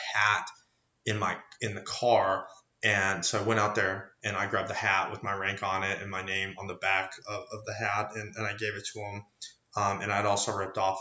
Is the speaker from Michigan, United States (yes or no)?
no; Great Falls, Montana, United States; also born or lived in Kentucky; my hometown of Great Falls